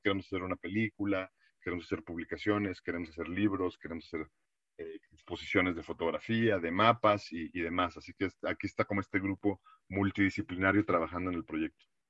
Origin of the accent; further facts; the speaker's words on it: Mexico; habla mucho de nosotros, ya no como mexicanos